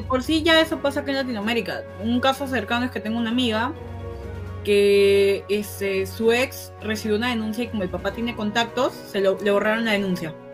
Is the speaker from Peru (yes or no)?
yes; Peru; Yo quiero mi Perú, quiero mi país